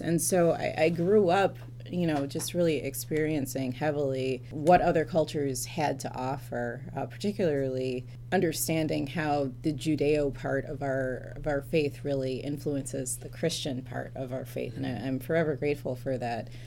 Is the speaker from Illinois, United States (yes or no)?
no; Detroit, Michigan, United States; moved away; I'm originally from Metro Detroit.